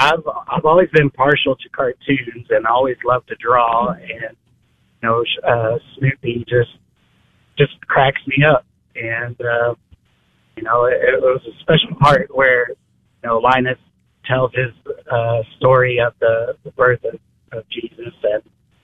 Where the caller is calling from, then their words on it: Dallas-Fort Worth, Texas, United States; I'm calling from DFW.